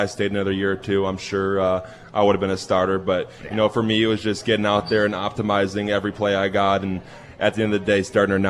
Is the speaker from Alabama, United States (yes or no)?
no; Chicago, Illinois, United States; I'm from Chicago area, but my parents have a place in, like, lower Wisconsin, Lake Geneva area.